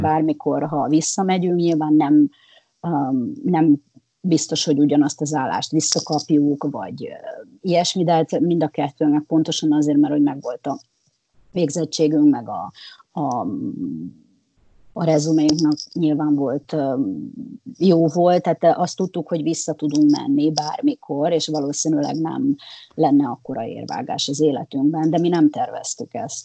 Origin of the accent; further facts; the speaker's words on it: Hungary; moved away as an adult; now in California, United States; van bennem egy, egy nagyon erős magyar identitás, nyilván ott nőttem föl, ö, mint említettem, majdnem negyven éves voltam, mikor eljöttem